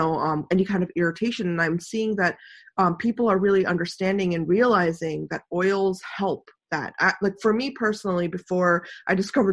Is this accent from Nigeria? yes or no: no; India; moved away; also born or lived in the Mediterranean; I'm Indian